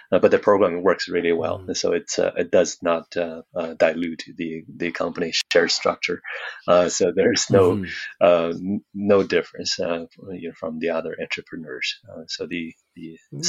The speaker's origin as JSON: {"language": "English", "town": "Daqing", "region": "Heilongjiang", "country": "China", "tie": "born or raised there", "second_language": "English", "moved": "as an adult", "lives_now": "Calgary, Canada", "said": "I was born in Daqing, oil and gas city, and growing up"}